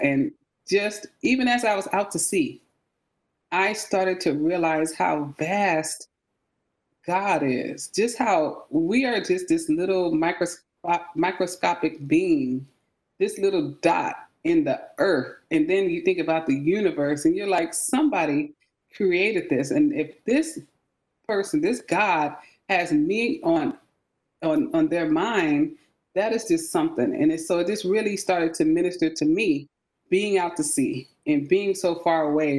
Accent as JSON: {"language": "English", "town": "San Francisco", "region": "California", "country": "United States", "tie": "born or raised there", "also_born_or_lived": "Charleston, South Carolina", "moved": "as an adult", "lives_now": "Grayson, Georgia, United States", "said": "I am from the Bay Area, San Francisco, California"}